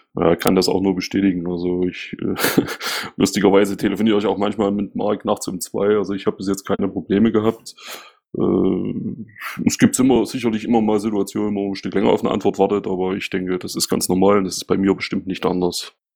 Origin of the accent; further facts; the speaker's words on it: Saxony, Germany; now in Ismaning, Germany; bin ein waschechter Ossi und neige zum Nuscheln